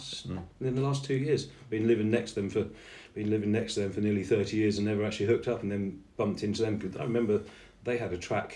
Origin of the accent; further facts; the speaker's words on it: East of England, United Kingdom; born there; And as I was born in Bedfordshire, barely spent any time there, just went straight